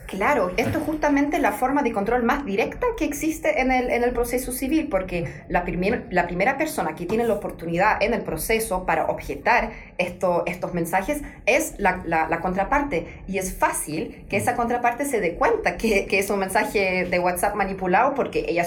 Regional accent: Dortmund, North Rhine-Westphalia, Germany; Spanish is a second language; moved away as an adult; also born or lived in Vallenar, Chile / Coquimbo, Chile / Saarbrücken, Germany; yo soy alemana, mm. soy de Dortmund, en mm. Alemania

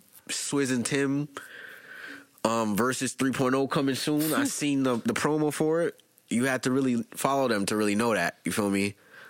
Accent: Philadelphia, Pennsylvania, United States; I'm from Philly. I know.

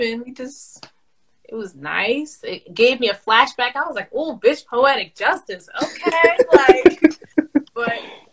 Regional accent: New York City, New York, United States; I'm from New York City. I'm from the Bronx.

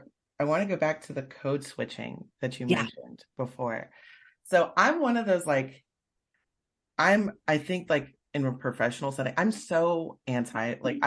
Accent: South Carolina, United States; I'm originally from the South. Mm-hmm. So, and I mean, I want to move back to the South. I love the South because, see, one thing, I'm from South Carolina.

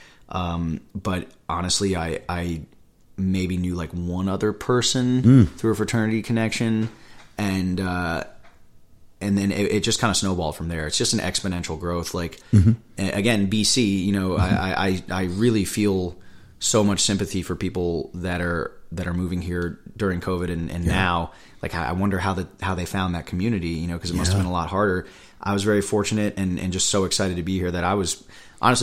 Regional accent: Philadelphia, Pennsylvania, United States; growing up in Philly

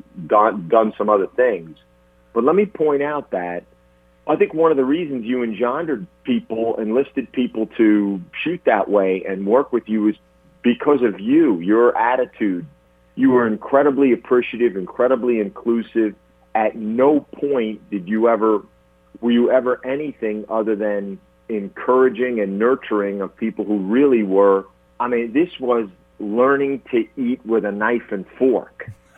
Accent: New Jersey, United States; moved away; growing up in New Jersey

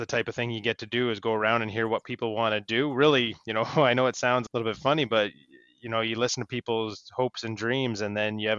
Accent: Northumberland County, Ontario, Canada; I grew up in Northumberland County in Ontario.

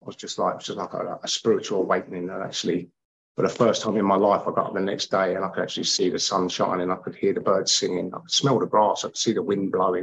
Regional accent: London, United Kingdom; I grew up with a lot of Irish people, a lot of travelling people that I grew up with around West London

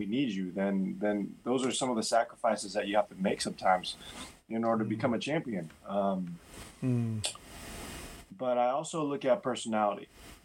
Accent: Mercer Island, Washington, United States; also born or lived in Korea / New York; I was born in Korea, but I moved to Seattle when I was literally two years old. So, you know, I went from preschool through college in Seattle.

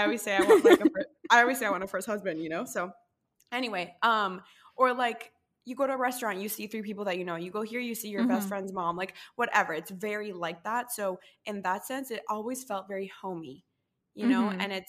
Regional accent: Costa Rica; moved away as an adult; I was born and raised in Costa Rica and lived there until I was like 19.

